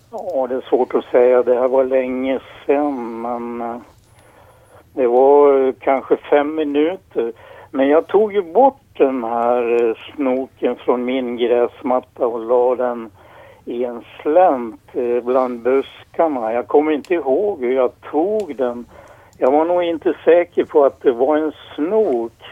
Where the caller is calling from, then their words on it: Krylbo, Dalarna County, Sweden; från Krylbo i Sverige.